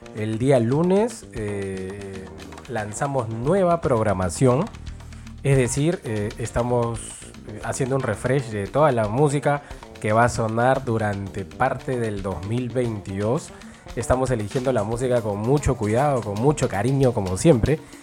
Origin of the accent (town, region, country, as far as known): Peru